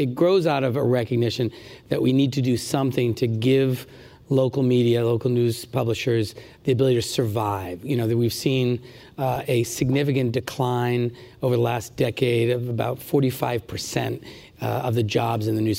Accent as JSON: {"language": "English", "region": "Rhode Island", "country": "United States", "tie": "born or raised there", "said": "the Providence Journal, which is the newspaper in my home state"}